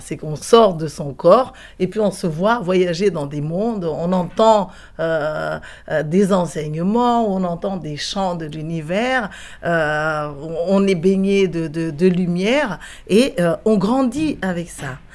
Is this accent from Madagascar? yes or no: yes; Madagascar; en tant que malgache